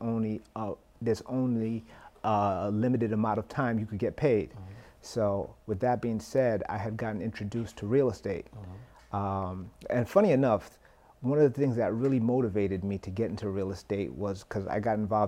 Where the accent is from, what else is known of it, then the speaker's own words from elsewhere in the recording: New York City, New York, United States; I'm from Flatbush, Brooklyn, right? And my parents. Mother worked at a hotel. Dad worked as a taxi driver